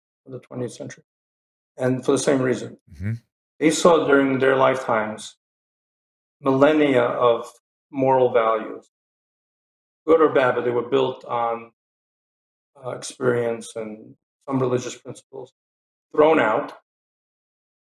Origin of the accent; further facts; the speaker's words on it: Kyiv, Ukraine; moved away; I was born in Kyiv.